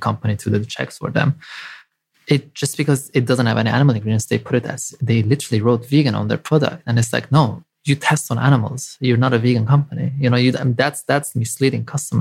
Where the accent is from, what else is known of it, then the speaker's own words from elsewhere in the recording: Lebanon; moved away; I grew up in Lebanon.